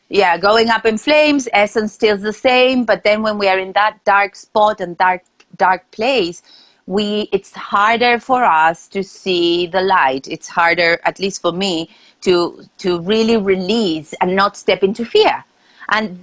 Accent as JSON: {"language": "English", "country": "Argentina", "moved": "as an adult", "lives_now": "New York, United States", "said": "I am originally from Argentina and I moved to New York uh, 11 years ago."}